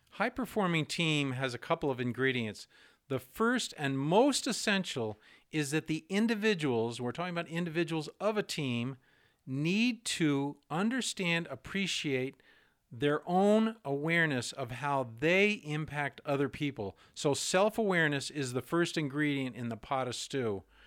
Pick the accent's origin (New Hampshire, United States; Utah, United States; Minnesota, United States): New Hampshire, United States; I'm from New Hampshire